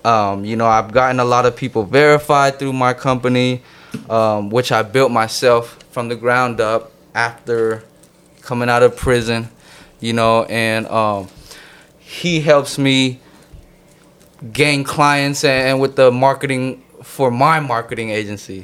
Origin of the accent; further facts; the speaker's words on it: San Jose, California, United States; also born or lived in Connecticut; Bay Area is where I'm from